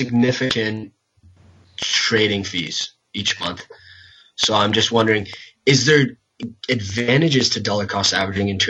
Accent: Canada; as a Canadian

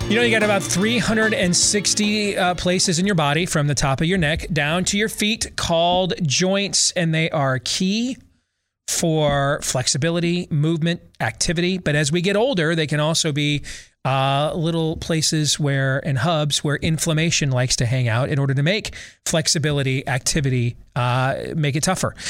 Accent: United States; I'm an American

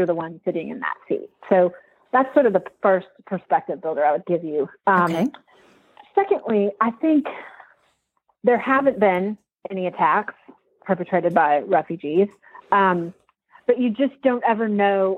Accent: Texas, United States; moved away as an adult; also born or lived in Washington, D.C.; I went to work for then Governor George W. Bush in Texas, which is my home state. Went back home

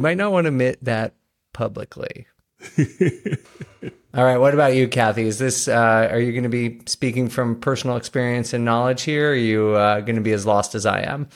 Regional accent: New York City, New York, United States; growing up in New York

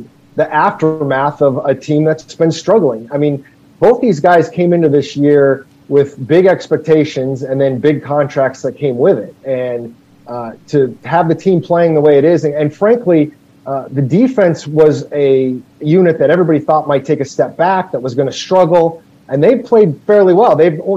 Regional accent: Scottsdale, Arizona, United States; also born or lived in Phoenix; I was not born here, but my family moved here when I was 6. So, yes, I'm pretty much a lifer

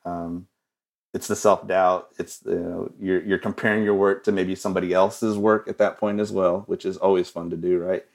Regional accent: Odessa, Texas, United States; I'm from West Texas, Odessa, Texas

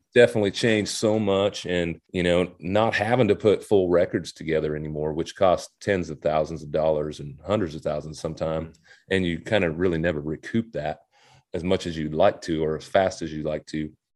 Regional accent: Hubbell, Nebraska, United States; moved away as an adult; also born or lived in Nashville, Tennessee; I grew up, uh, in Hubbell, Nebraska

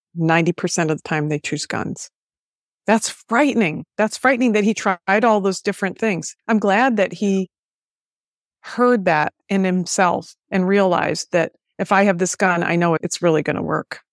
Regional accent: United States; I'm an American.

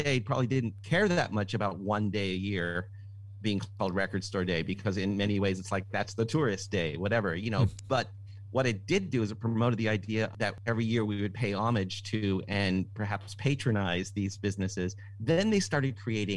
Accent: Toronto, Ontario, Canada; now in California, United States; I'm from Toronto

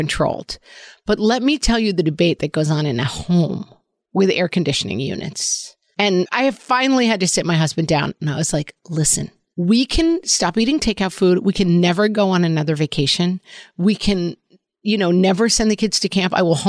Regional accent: Ireland

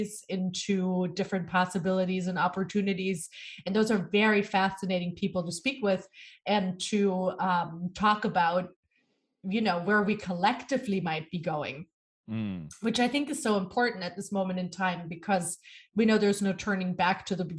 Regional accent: Germany; now in New York City, United States; born and raised in Germany.

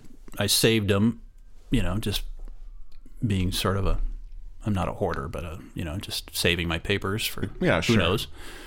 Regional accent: Kansas, United States; no, I'm from Kansas. I was a newspaper photographer, and that was my sort of my supposed to be my profession.

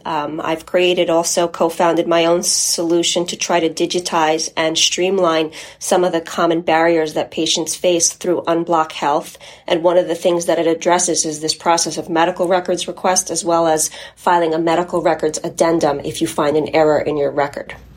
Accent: United States; first language Polish; English is a second language; My family is from Poland and immigrated to the United States. And while I was born here, I didn't speak English when I started school. So English is my second language.

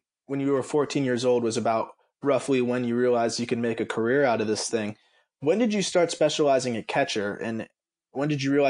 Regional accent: South Florida, United States; I grew up in South Florida.

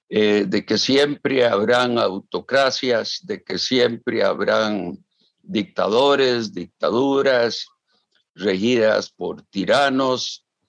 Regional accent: Costa Rica; yo como costarricense

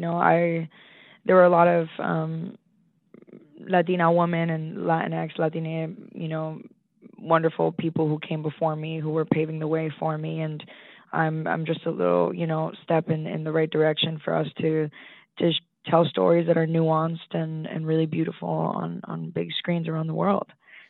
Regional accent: Boston, Massachusetts, United States; born there; also born or lived in Colombia; I was born in Boston, yes. My mom is from Medellin, Colombia, but we moved around a little bit. I lived in Colombia for a little bit as well.

